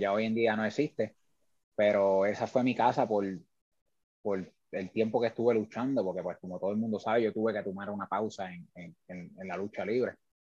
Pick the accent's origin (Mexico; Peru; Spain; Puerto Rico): Puerto Rico; Lares; es una persona que sale de eh, la ciudad del Grito, del Ares, eh, muy orgulloso de mi pueblo